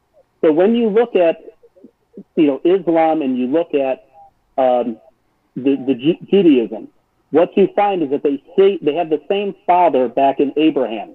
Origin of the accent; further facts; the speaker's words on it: Cleveland, Ohio, United States; I grew up in Cleveland